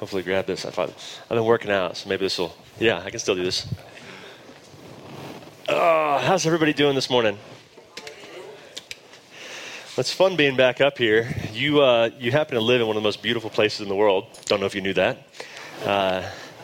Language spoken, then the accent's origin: English; Dallas, Texas, United States; accent: drawl; moved away as an adult; now in Denver, United States; I grew up in Dallas, Texas. You will hear my drawl